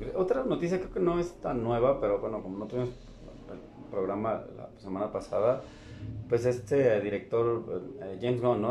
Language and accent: Spanish; Mexico; como mexicano lo digo